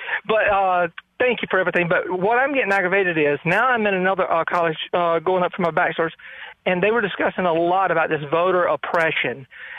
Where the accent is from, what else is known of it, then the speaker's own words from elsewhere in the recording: Georgia, United States; I'm kind of southern. I said, I was born in Georgia in a small, poor town. I said, and we had no problem that I know of. I said, there was only 300-something people